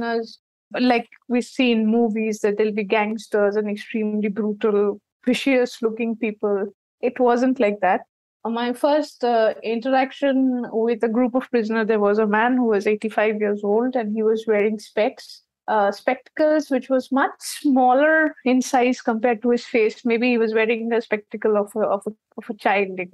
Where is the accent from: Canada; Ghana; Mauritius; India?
India; Kolkata, West Bengal; in my growing up years, when I was in college, I'm from West Bengal, Calcutta.